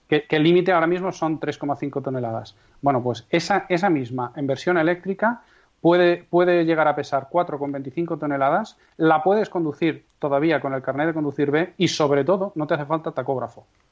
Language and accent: Spanish; Castrejón de Trabancos, Castile and León, Spain